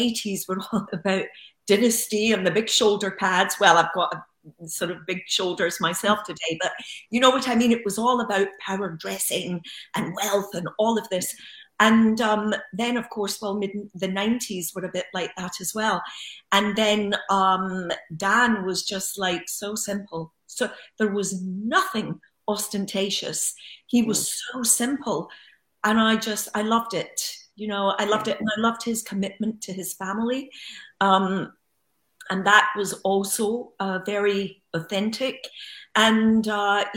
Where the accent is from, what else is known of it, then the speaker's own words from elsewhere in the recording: Glasgow, Scotland, United Kingdom; moved away; also born or lived in Los Angeles; as a young child growing up in Glasgow